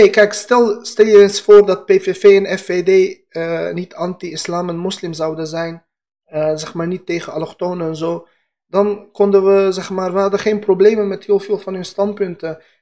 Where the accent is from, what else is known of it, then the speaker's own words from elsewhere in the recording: Afghanistan; now in Netherlands; Ik ben ook een Indo-Europeaan. Afghanen, wij Pashtunen.